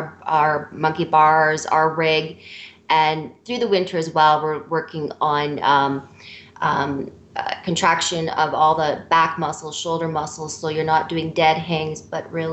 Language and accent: English; Canada; We're Canadian.